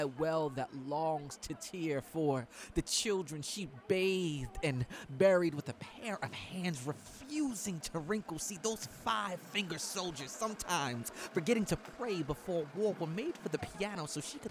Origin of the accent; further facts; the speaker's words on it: New York City, New York, United States; I come from St. James and Fulton, C train Clinton Washington stop